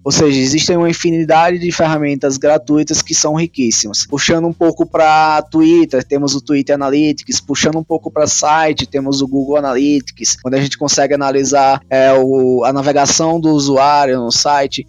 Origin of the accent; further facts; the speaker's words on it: Sergipe, Brazil; moved away as an adult; also born or lived in Aracaju; now in São Paulo, Brazil; eu sou sergipano, mas moro em São Paulo há seis anos aproximadamente